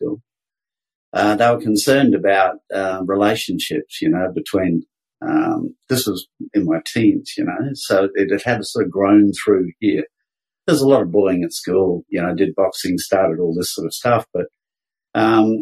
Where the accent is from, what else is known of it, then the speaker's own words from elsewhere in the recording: Brisbane, Queensland, Australia; moved away; also born or lived in Sydney; I was born up in Brisbane. I'm a Queensland boy, born in the mid-50s